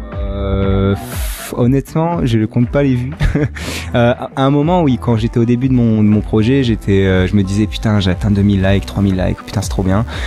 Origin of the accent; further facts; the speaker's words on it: Nice, Provence-Alpes-Côte d'Azur, France; moved away; also born or lived in Paris; moi j'étais de Nice, je suis monté à Paris